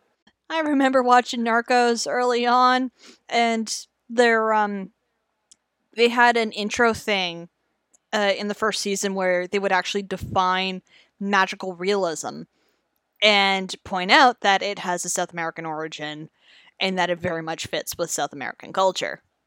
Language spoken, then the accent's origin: English; Canada; how we do in Canada